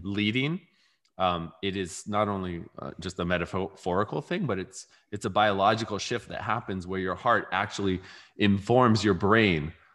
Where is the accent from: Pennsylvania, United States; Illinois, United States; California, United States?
California, United States; I grew up in California